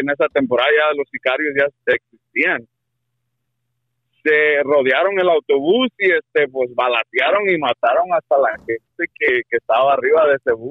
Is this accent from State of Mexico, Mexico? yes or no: no; Guerrero, Mexico; moved away; esto pasó allá en Guerrero, soy yo de Guerrero